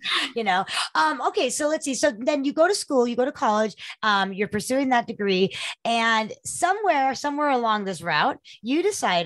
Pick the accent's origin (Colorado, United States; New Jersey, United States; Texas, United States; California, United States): California, United States; I grew up in California